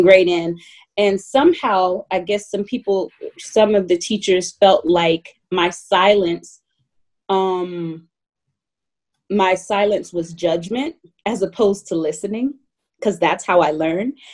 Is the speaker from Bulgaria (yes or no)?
no; Atlanta, Georgia, United States; I grew up in Atlanta, Georgia